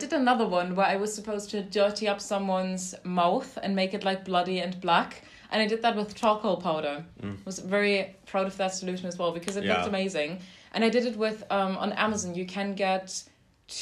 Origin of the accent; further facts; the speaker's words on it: London, United Kingdom; also born or lived in Toronto; I'm from London.